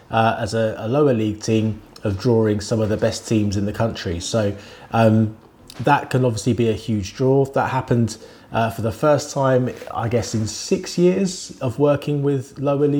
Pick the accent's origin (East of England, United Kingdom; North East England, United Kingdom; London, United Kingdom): London, United Kingdom; Wembley; I grew up in Wembley. I lived in Wembley for all of my childhood, basically.